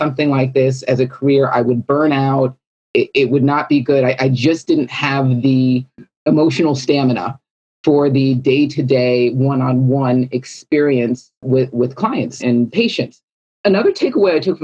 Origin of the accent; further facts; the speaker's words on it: California, United States; I was born and raised in California